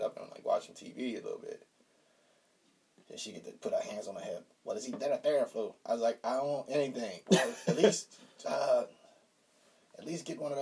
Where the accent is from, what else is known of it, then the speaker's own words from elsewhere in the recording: Chicago, Illinois, United States; I'm from Chicago.